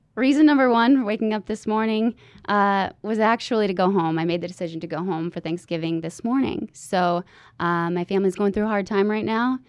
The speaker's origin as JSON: {"language": "English", "region": "Michigan", "country": "United States", "moved": "as an adult", "lives_now": "Washington, D.C., United States", "said": "I'm from Michigan, and it's a Midwest nice. Came out here to D.C. and got a little fight in me. Came back home"}